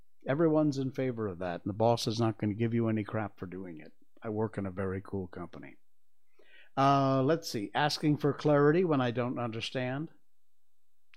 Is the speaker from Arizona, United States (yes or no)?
no; Cornwall, Connecticut, United States; the water in Cornwall where I grew up